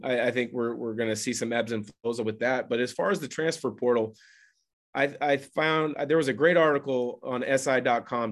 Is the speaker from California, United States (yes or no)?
no; Portland, Oregon, United States; I grew up in the Portland area